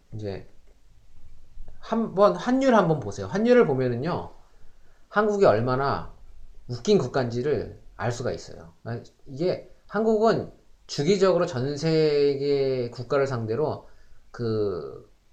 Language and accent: Korean; South Korea; now in Canada; 우리도 뭐 한국 사람들